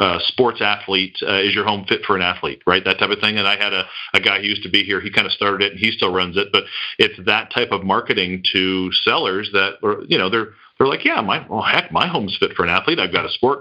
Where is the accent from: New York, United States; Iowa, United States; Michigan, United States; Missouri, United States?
Michigan, United States; Detroit; moved away; I grew up in Detroit